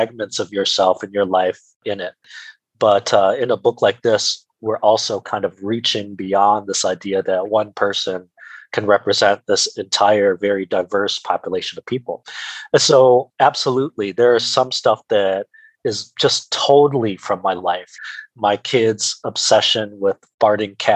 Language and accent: English; United States; as an Asian American